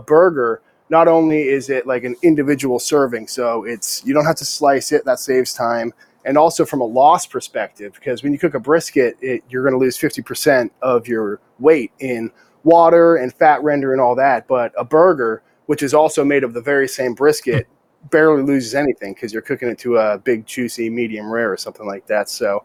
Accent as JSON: {"language": "English", "region": "New Hampshire", "country": "United States", "tie": "born or raised there", "also_born_or_lived": "Bangor, Maine", "moved": "as an adult", "lives_now": "Austin, United States", "said": "I grew up in New Hampshire, born and raised."}